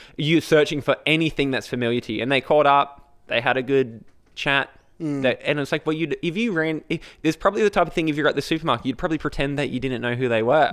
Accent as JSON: {"language": "English", "town": "Brisbane", "region": "Queensland", "country": "Australia", "said": "I said Brisbane."}